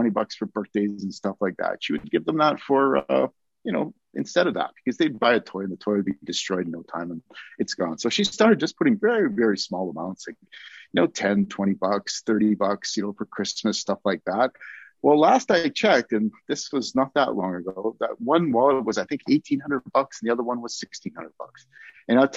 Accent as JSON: {"language": "English", "country": "Canada", "said": "being a Canadian"}